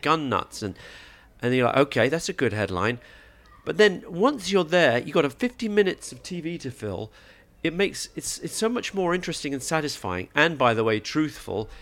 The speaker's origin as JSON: {"language": "English", "region": "England", "country": "United Kingdom", "tie": "born or raised there", "said": "I grew up in England, so I support England"}